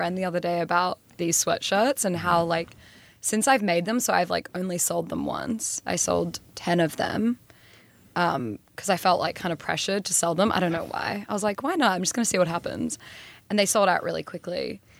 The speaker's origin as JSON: {"language": "English", "country": "Australia"}